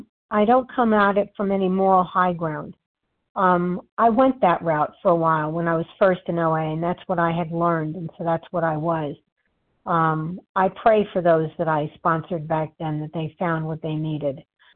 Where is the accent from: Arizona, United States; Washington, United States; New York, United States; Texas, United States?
New York, United States; Always, I'm a New Yorker, I shoot from the hip, but I don't have to do so aggressively.